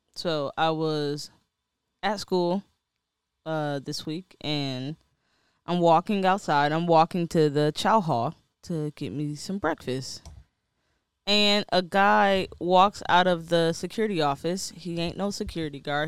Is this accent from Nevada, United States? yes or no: no; Detroit, Michigan, United States; I'm from Detroit